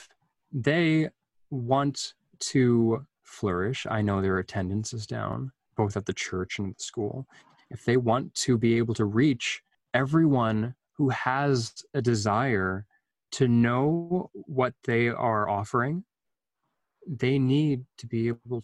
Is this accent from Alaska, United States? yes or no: yes; Anchorage, Alaska, United States; I was growing up in this community